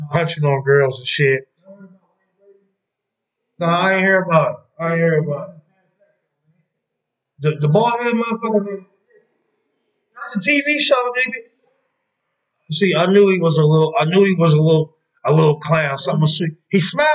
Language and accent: English; Columbus, Ohio, United States; I'm from Columbus East Side